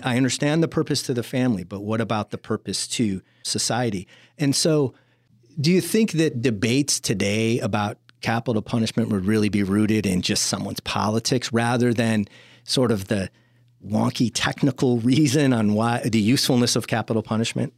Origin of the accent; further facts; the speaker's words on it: Chicago, Illinois, United States; moved away; I'm from Chicago originally